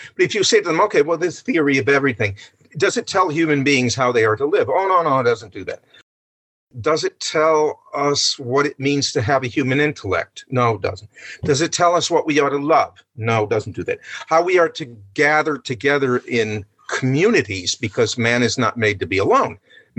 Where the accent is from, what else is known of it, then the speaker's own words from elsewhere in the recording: New Jersey, United States; New York, yes, I'm from New Jersey.